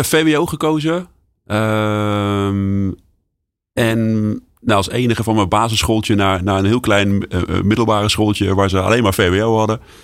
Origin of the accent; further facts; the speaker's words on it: Nijmegen, Gelderland, Netherlands; als Nijmegenaar